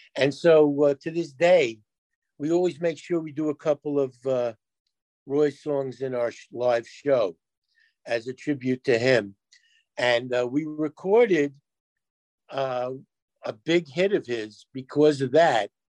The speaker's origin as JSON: {"language": "English", "town": "New York City", "region": "New York", "country": "United States", "tie": "born or raised there", "said": "we grew up in New York where you heard there were a million radio stations"}